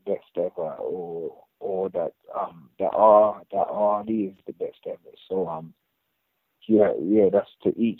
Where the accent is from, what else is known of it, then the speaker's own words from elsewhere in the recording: United Kingdom; being British